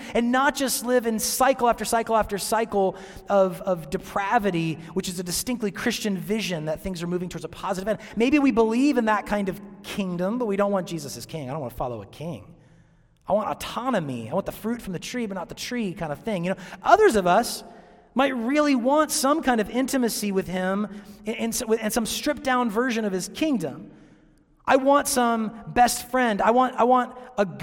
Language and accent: English; Seattle, Washington, United States; moved away as an adult; now in Chattanooga, United States; I'm from Seattle